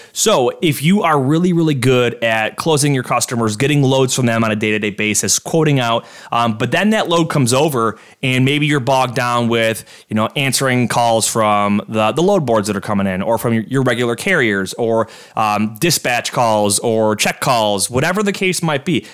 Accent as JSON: {"language": "English", "town": "Orchard Park", "region": "New York", "country": "United States", "tie": "born or raised there", "said": "the village of Orchard Park. It's my hometown here"}